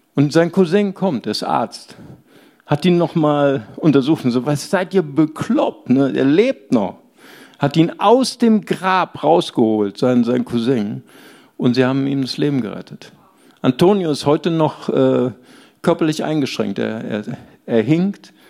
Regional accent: Germany; ich bin Deutscher

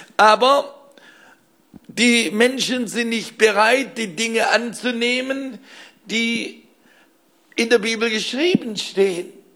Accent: Weiler, Baden-Württemberg, Germany; aus meinem Heimatdorf Weiler bei Blaubeuren

